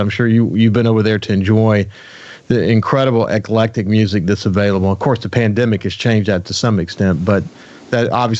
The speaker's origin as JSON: {"language": "English", "region": "Mississippi Gulf Coast", "country": "United States", "tie": "born or raised there", "also_born_or_lived": "Alabama", "said": "I was born in Alabama, and my dad was a traveling salesman, and we ended up here when I was four as well. And so I consider myself a native, man. All I remember is, you know, life on the Mississippi Gulf Coast."}